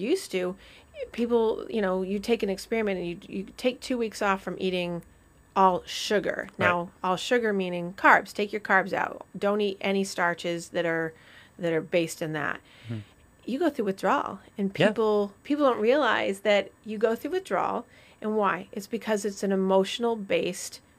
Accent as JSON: {"language": "English", "region": "Vermont", "country": "United States", "tie": "born or raised there", "said": "growing up, I used to go to this place called the White Cottage in Vermont. So I'm from Vermont"}